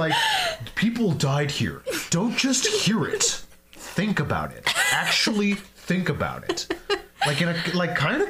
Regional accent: Louisville, Kentucky, United States; my hometown, Louisville, Kentucky.

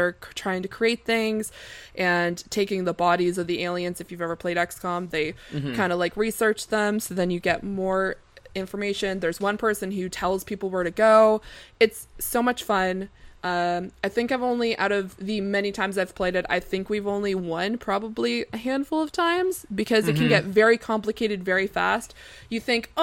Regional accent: Canada; as a Canadian

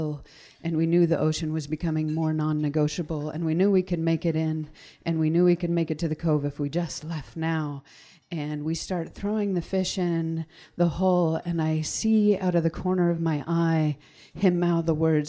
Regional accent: Wrangell, Alaska, United States; now in Sitka, United States; I was born and raised in Wrangell. My family's from Huna, and now I live in Sitka.

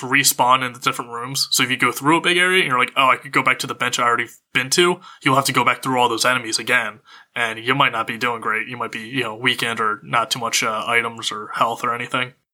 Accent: Pennsylvania, United States; now in Los Angeles, United States; growing up in Pennsylvania

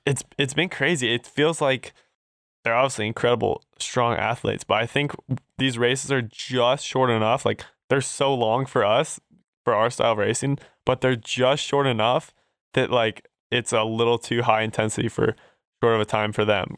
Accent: Durango, Colorado, United States; I'm, I'm actually born and raised in Durango, Colorado.

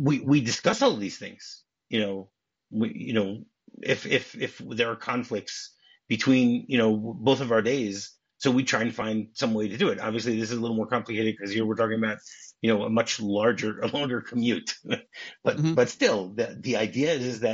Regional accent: Detroit, Michigan, United States; moved away; I grew up in Detroit

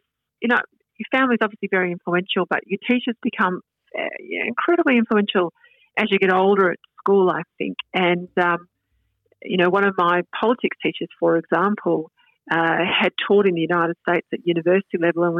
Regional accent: the Mallee, country Victoria, Australia; I grew up in the Mallee, which is in country Victoria

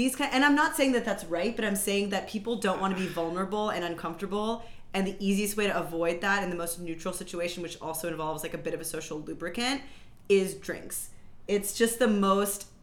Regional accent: Houston, Texas, United States; moved away; I grew up in Houston, and a lot of my friends are still there

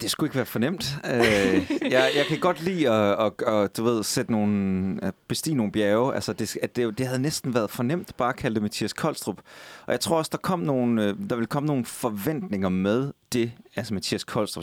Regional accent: Skive, Central Denmark Region, Denmark; moved away; i Skive, min ovenikøbet min gamle hjemby

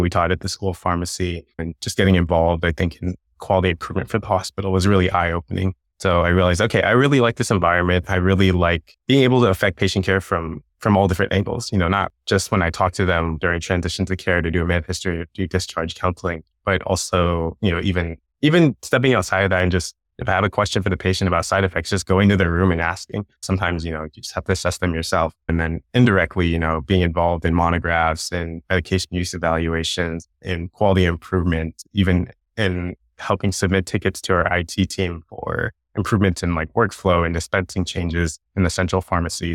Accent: Long Beach, California, United States; I grew up in Long Beach, California

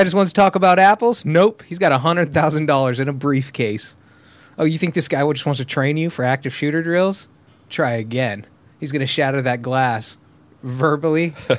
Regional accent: Southern California, United States; I grew up in Southern California

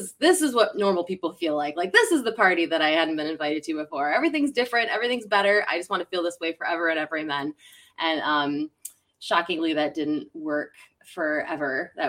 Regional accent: Western New York, United States; now in Tampa, United States; I'm from Western New York. Live in Tampa, Florida right now. I escaped the cold weather.

